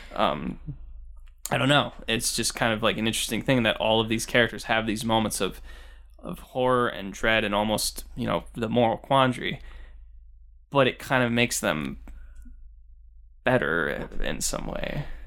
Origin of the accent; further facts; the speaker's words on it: Binghamton, New York, United States; being from, you know, Binghamton